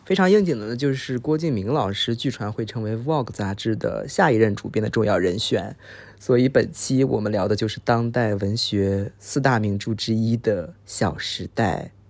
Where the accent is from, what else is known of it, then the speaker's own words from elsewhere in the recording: Beijing, China; moved away as an adult; now in Shanghai, China; 其实我是在北京长大的嘛